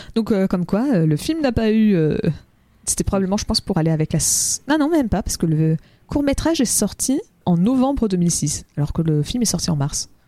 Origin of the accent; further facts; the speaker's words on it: France; en tant que Français.